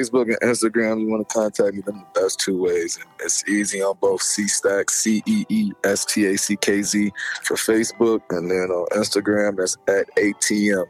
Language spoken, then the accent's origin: English; Chicago, Illinois, United States; I'm from the west side, BL South. Like, I grew up on the west side, BL South